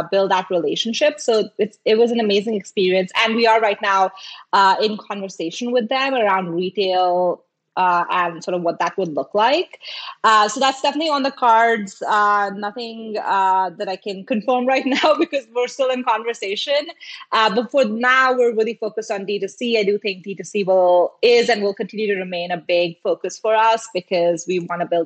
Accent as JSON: {"language": "English", "country": "India", "tie": "born or raised there", "also_born_or_lived": "Singapore", "moved": "as an adult", "lives_now": "United States", "said": "I grew up in India. I lived in Singapore for like 7 years before moving to the US."}